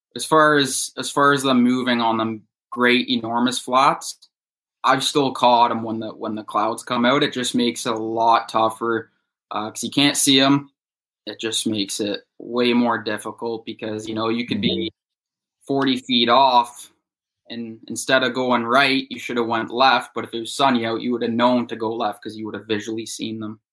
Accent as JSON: {"language": "English", "town": "Bowmanville", "region": "Ontario", "country": "Canada", "tie": "born or raised there", "said": "I'm from Bowmanville, Ontario, which is about an hour east of Toronto. I've lived here since I was five years old"}